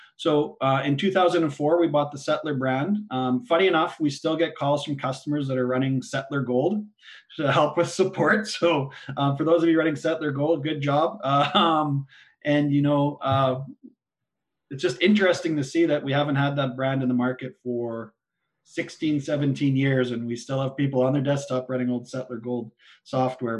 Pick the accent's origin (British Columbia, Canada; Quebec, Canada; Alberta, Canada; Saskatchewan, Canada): Saskatchewan, Canada; I'm born and raised in Saskatchewan, just about uh, our home farm's 40 miles southeast of Regina.